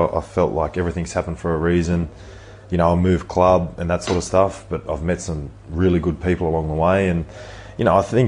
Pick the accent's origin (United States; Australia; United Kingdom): Australia; Penrith, New South Wales; growing up in Penrith